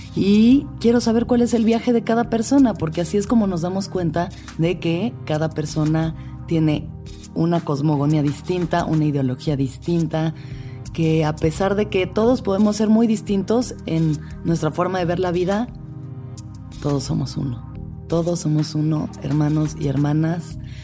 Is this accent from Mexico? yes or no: yes; Mexico City, Mexico; Nací y crecí en la Ciudad de México